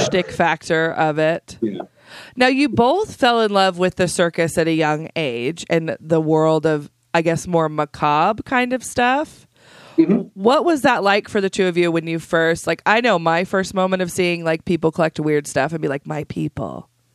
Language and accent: English; south of Idaho Falls, United States; I grew up in a super teeny town just south of here